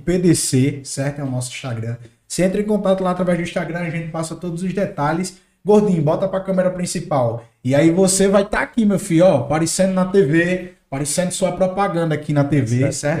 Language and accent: Portuguese; Northeast Region, Brazil; accent: nordestino; Eu sou nordestino, sabe, raiz, daquele que puxa o R